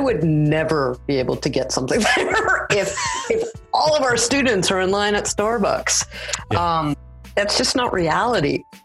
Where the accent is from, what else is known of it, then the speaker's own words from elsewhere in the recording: Los Angeles, California, United States; moved away as an adult; now in Saskatoon, Canada; I'm originally from the Los Angeles area and I now live in Saskatoon